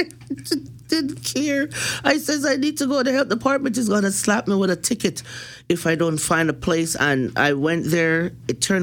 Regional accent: Jamaica; I'm Jamaican from the streets

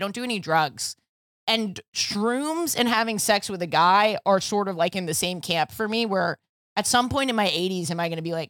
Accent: New York, United States; But like, with growing up in New York and the whole Buddha thing, I just feel like I kind of know.

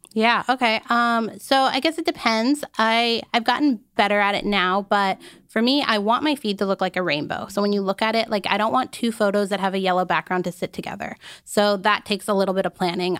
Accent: Arizona, United States; I grew up in Arizona.

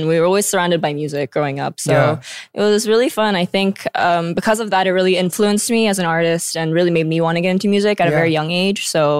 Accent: Houston, Texas, United States; moved away as an adult; now in South Korea; So I was born and raised in Houston. That's just where I've been my whole life pretty much

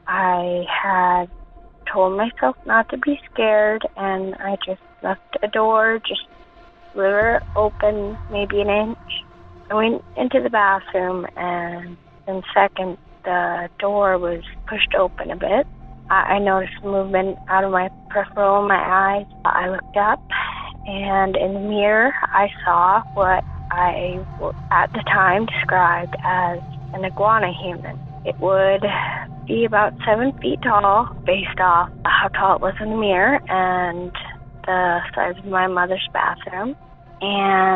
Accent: Seattle, Washington, United States; I am from the West Seattle area

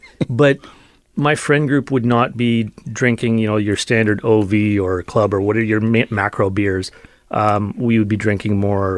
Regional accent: Thompson, Manitoba, Canada; also born or lived in Belfast, Northern Ireland; We had other family in the province and I ended up in Thompson. So I grew up in Thompson.

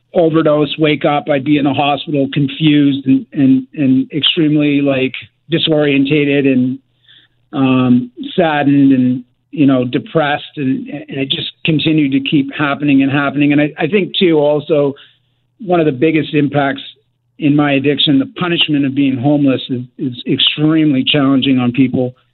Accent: Richmond, British Columbia, Canada; I grew up in in Richmond, uh, BC

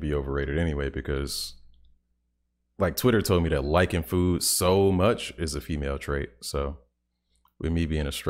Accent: South Carolina, United States; I'm from South Carolina.

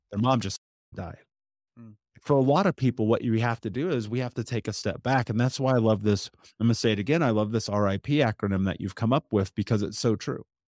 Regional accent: United States; I'm speaking as an American

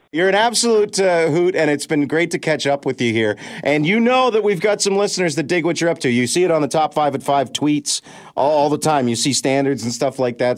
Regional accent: London, Ontario, Canada; right here in my hometown of London

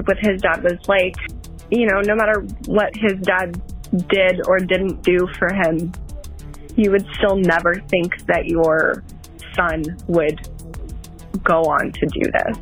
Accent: Denton, Texas, United States; my hometown

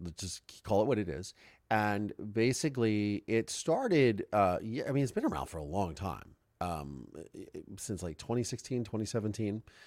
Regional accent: Ohio, United States; also born or lived in Canada; now in Los Angeles, United States; I'm from Ohio

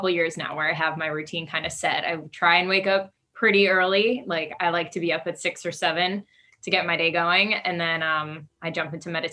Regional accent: Long Island, New York, United States; moved away as an adult; now in Los Angeles, United States; So I'm currently in Los Angeles, but I'm originally from Long Island.

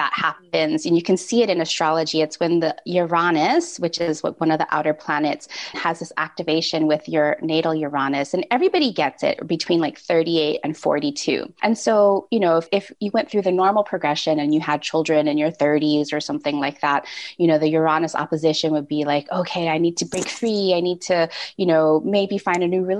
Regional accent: Hawaii, United States; I grew up in Hawaii

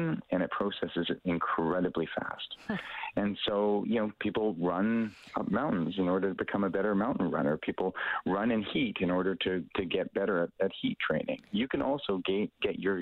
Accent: High River, Alberta, Canada; I grew up as a Canadian. I grew up in High River, Alberta.

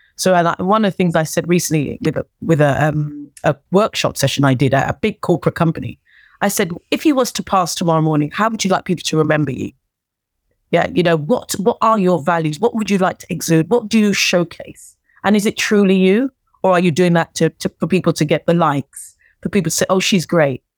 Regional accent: Wembley, London, United Kingdom; I'm a girl from Wembley who came from a working class background

